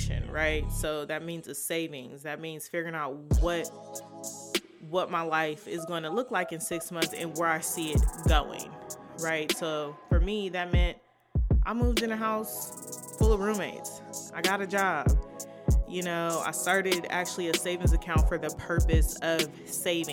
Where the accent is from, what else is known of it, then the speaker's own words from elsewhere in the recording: Inglewood, California, United States; moved away as an adult; now in Seattle, United States; I'm from Inglewood, California. I'm currently in Seattle. Been here for 3 years.